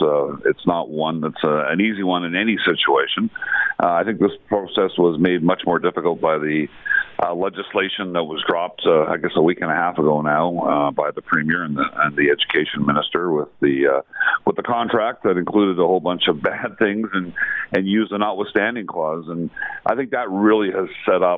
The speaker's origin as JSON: {"language": "English", "town": "Vancouver", "region": "British Columbia", "country": "Canada", "said": "I'm from Vancouver."}